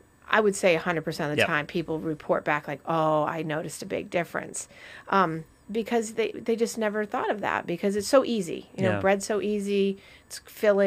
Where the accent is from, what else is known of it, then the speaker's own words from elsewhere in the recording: Vermont, United States; growing up, I used to go to this place called the White Cottage in Vermont. So I'm from Vermont